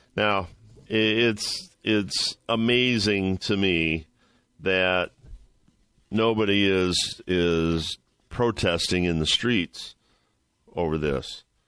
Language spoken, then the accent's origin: English; Ohio, United States; I'm from Ohio